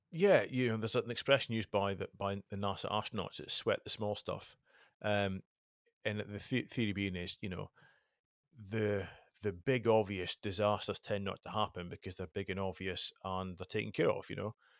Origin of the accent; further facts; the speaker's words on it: the Highlands, Scotland, United Kingdom; I was brought up in the Highlands